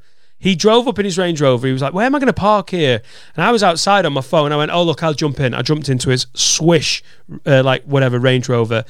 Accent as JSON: {"language": "English", "town": "Preston", "region": "North West England", "country": "United Kingdom", "tie": "born or raised there"}